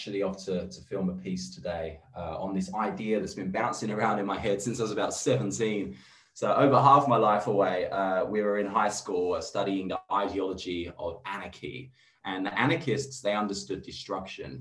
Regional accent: London, United Kingdom; moved away as an adult; also born or lived in Redfern, Sydney, Australia; now in Sydney, Australia; I'm from England. I'm from London. I moved here about 7 years ago. I live in Redfern now

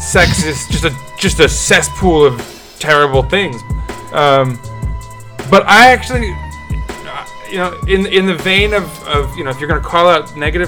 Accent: New York, United States; As a New Yorker

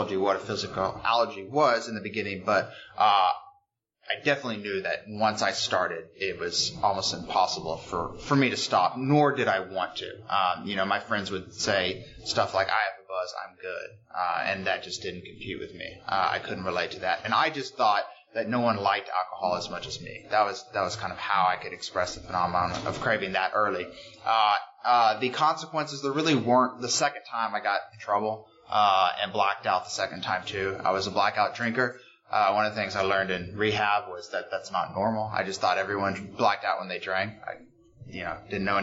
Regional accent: Houston, Texas, United States; moved away as an adult; now in New York, United States; I'm from Houston, Texas. I've been in New York for 9 years now

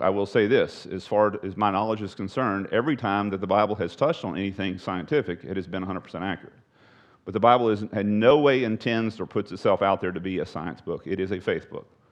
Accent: Texas, United States; I'm a Texan

